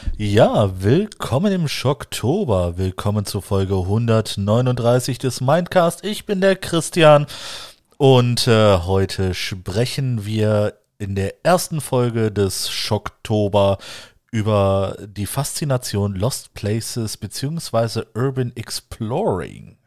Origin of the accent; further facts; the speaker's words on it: Wuppertal, North Rhine-Westphalia, Germany; da wo ich aufgewachsen bin im Wuppertal